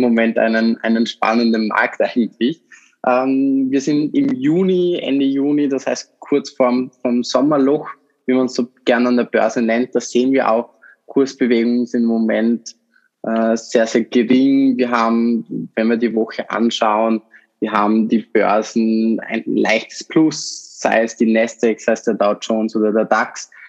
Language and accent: German; Vorarlberg, Austria; ich komme aus Vorarlberg